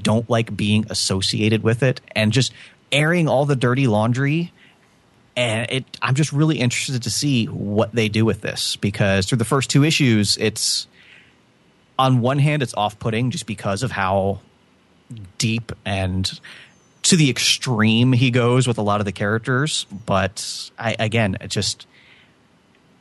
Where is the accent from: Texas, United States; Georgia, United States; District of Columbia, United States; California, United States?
Georgia, United States; now in Florida, United States; I live in Florida, but I was born in Georgia, and I traveled up there quite frequently as a kid to visit my grandparents' family up there.